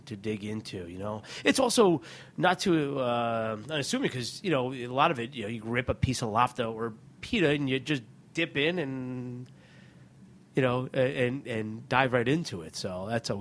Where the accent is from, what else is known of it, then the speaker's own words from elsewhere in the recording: Watchung, New Jersey, United States; also born or lived in Plainfield, New Jersey; I grew up in a town called Watchung, which is literally, you know, without traffic, a half hour from where we're sitting